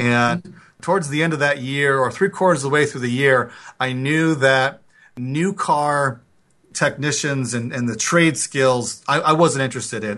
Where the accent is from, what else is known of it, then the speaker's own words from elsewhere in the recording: Bloomington, Minnesota, United States; I grew up in Bloomington, Minnesota, a suburb of Minneapolis